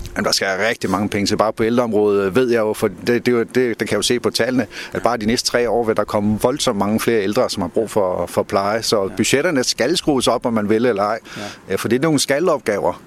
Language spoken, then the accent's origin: Danish; Korsør, Zealand, Denmark; da jeg voksede op i Korsør, havde vi jo lægernes hus